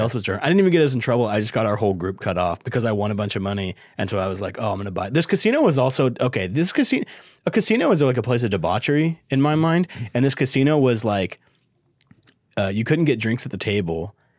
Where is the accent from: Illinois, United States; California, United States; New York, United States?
California, United States; Bakersfield; I'm from Bakersfield.